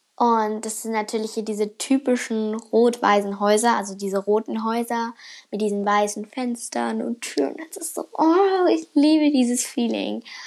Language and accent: German; Germany; now in Finland